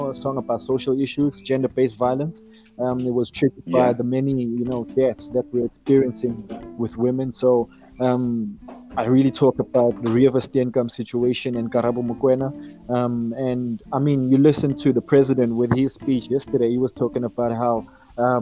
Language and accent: English; Johannesburg, Gauteng, South Africa; I'm from Joburg, the west side of Johannesburg.